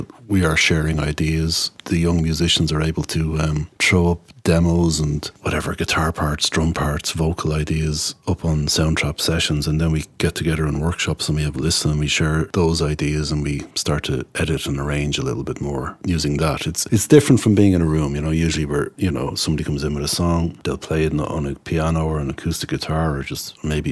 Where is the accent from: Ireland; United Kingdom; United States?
Ireland; Tallaght, Leinster; When I grew up around Tala